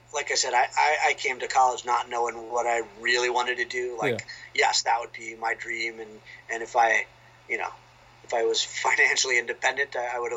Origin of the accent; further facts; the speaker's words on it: outside of Philadelphia, Pennsylvania, United States; moved away as an adult; now in Waltham, United States; I grew up outside of Philadelphia